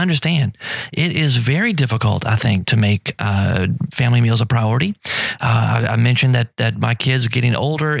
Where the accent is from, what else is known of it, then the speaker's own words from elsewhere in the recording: United States; I'm still American and I still love my country.